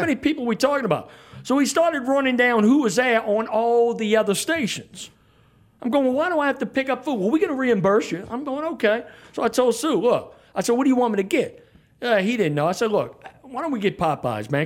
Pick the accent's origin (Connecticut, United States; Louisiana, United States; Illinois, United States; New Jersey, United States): Louisiana, United States; New Orleans; moved away as an adult; now in Baton Rouge, United States; somebody who was born and raised down there